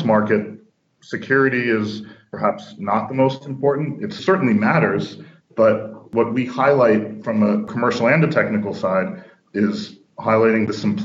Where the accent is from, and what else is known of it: New York, United States; born or raised there; moved away as an adult; now in Finland